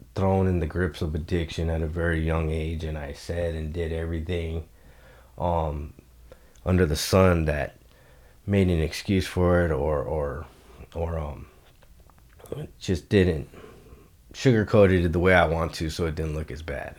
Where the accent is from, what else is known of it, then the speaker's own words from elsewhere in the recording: Los Angeles, California, United States; I grew up in Eagle Rock, California